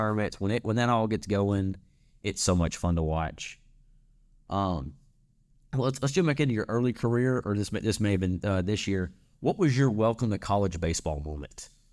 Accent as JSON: {"language": "English", "region": "North Central Louisiana", "country": "United States", "said": "I'm from North, North Central Louisiana. We, we say Lafayette"}